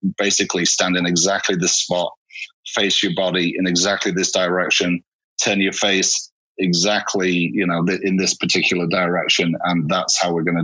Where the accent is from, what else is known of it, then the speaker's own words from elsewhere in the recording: Hull, Yorkshire and the Humber, United Kingdom; accent: Northern; now in Los Angeles, United States; I'm from Hull originally in Yorkshire